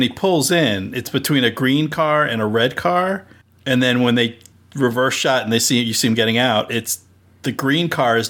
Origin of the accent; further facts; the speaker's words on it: New Jersey, United States; I grew up in Central Jersey